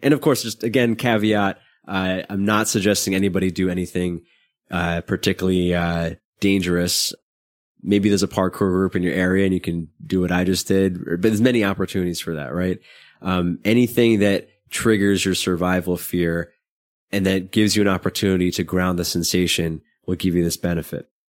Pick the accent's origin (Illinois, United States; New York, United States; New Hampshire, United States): New York, United States; New York City; I grew up in Brooklyn, not in a particularly bad neighborhood